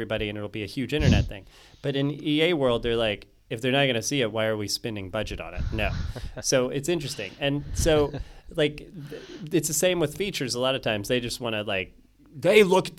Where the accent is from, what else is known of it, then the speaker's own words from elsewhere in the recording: United States; as an American